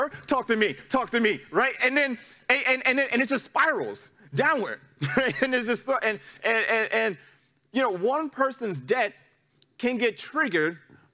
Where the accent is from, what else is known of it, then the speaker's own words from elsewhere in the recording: New York City, New York, United States; moved away; my hometown, back in New York City, is a very litigious city